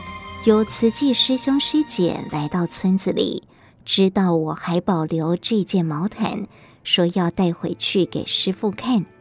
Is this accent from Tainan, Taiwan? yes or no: no; Chiayi County, Taiwan; 我是嘉义人，五六岁时丧父。十二岁失去母亲，和哥哥分别有两个舅舅抚养长大。